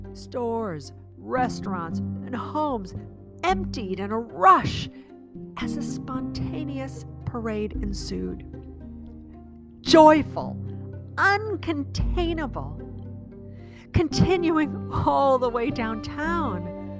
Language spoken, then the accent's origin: English; Chicago, Illinois, United States; moved away as an adult; also born or lived in Prague / San Francisco; now in Virginia, United States; I'm a Chicagoan. That's where I grew up